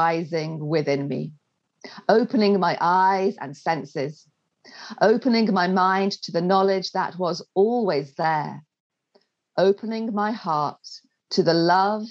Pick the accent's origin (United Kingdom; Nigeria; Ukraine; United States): United Kingdom; England; moved away as an adult; also born or lived in Wales; I'm English